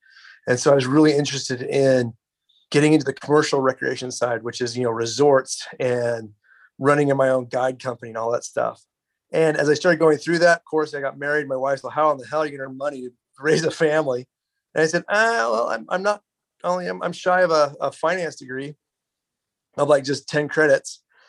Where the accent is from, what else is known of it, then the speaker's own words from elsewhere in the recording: Utah, United States; moved away as an adult; also born or lived in Ohio / Illinois; My background, I come from, again, from Utah, went out to grad school in Ohio, and then PhD program at Illinois. And then Baldwin Wallace was my first jobs. And so I got to meet these guys during that time. And now I'm back here in my home state